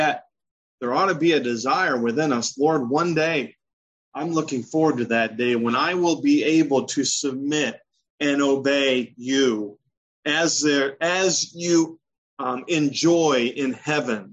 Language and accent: English; Michigan, United States; moved away; also born or lived in the South / Maryland; I grew up in Michigan, and adults were always referred to as Mr. So-and-so